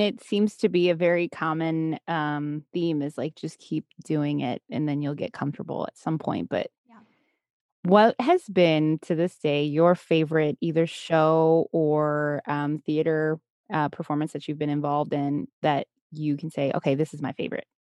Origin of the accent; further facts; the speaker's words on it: United States; growing up in the States here